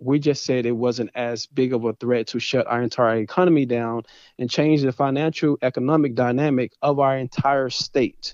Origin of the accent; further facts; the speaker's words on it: Dallas, Texas, United States; moved away as an adult; also born or lived in Athens, Texas / Louisiana; born and raised in Dallas, Texas.